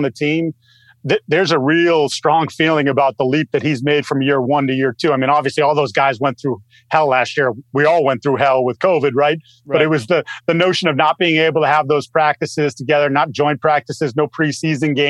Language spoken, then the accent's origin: English; Massachusetts, United States; And I'm from Massachusetts. I'm a fellow masshole with Mike